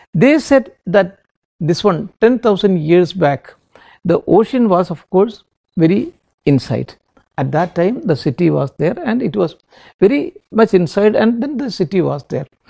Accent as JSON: {"language": "English", "region": "Delhi", "country": "India", "said": "we are all from Delhi"}